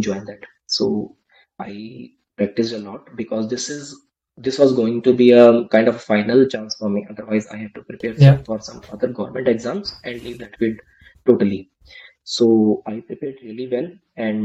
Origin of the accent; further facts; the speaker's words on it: India; I just came back to my hometown